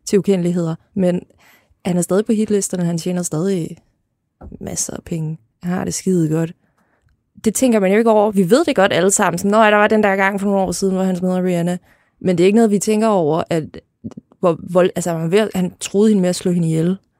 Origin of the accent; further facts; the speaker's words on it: Lolland, Zealand, Denmark; jeg voksede op på Lolland